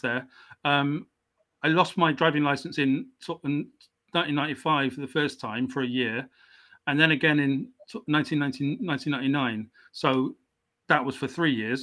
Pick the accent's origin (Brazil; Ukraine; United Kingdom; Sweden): United Kingdom; South Wales; also born or lived in South West England; I wasn't actually born in into South Wales. I was born in the in the southwest of England. Mm-hmm. Um, so I'm English.